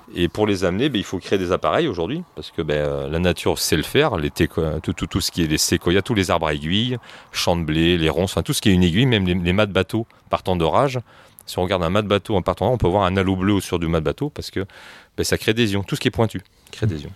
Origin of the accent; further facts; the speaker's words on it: France; moi je suis français